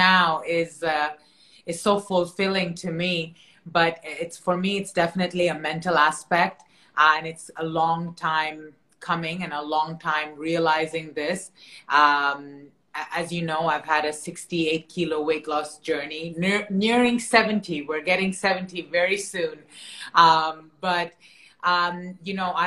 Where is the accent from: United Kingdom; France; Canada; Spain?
Canada; moved away; I'm originally from Canada